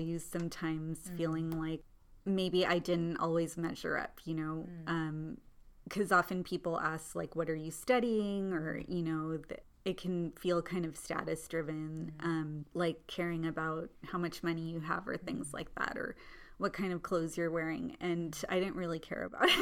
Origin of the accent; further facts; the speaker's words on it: Southern California, United States; also born or lived in Kerala, India; I grew up in Southern California